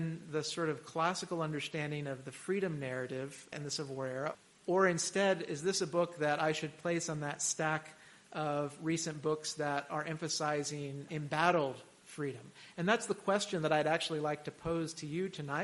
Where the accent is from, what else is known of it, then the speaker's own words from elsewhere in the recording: Texas, United States; I'm from Texas